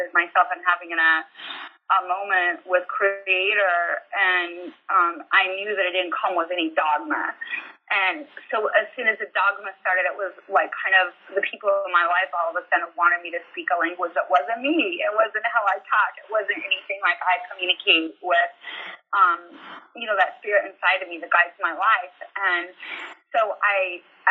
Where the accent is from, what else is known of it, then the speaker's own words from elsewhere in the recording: Utah, United States; moved away as an adult; now in Alabama, United States; I'm from Utah, and Utah's all about community and huge family